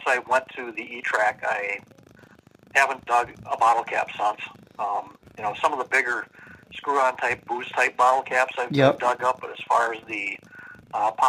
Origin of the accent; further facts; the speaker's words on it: Minneapolis, Minnesota, United States; I'm from South Minneapolis